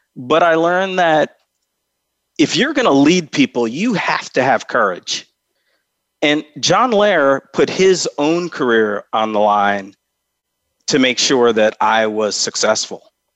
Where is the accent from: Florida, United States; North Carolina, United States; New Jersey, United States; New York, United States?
New York, United States; Albany; moved away; I grew up in Albany, uh, New York, which is the capital of New York